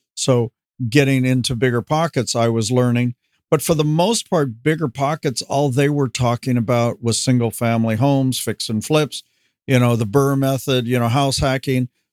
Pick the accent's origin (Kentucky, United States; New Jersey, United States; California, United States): California, United States; Los Angeles; also born or lived in Van Nuys; now in Camarillo, United States; I basically grew up in in West LA, at least from the fourth grade on